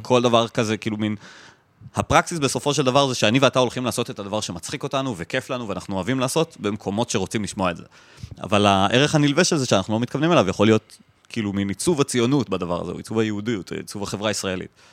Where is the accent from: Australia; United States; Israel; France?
Israel; Jerusalem, Jerusalem District; אני גדלתי במזרח ירושלים